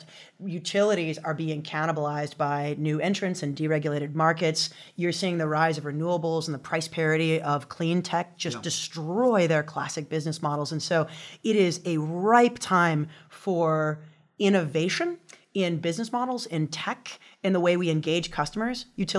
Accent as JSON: {"language": "English", "region": "Louisiana", "country": "United States", "tie": "born or raised there", "said": "And so just growing up in Louisiana, which is the moniker is the sportsman's paradise, it's a beautiful place."}